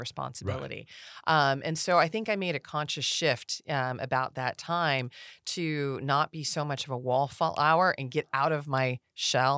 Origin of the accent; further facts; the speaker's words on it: Rancho Cordova, California, United States; also born or lived in China Lake, California / Auburn, California; we had fun growing up here. Rancho is a, a pretty, uh, neat little town